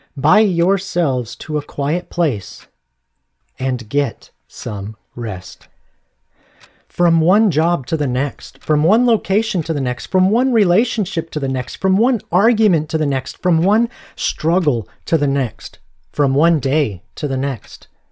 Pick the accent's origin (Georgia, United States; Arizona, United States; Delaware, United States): Arizona, United States; moved away; I'm from Arizona originally